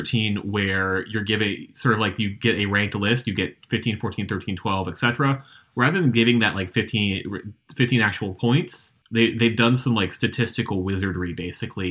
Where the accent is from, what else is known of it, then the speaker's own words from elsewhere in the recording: United States; as an American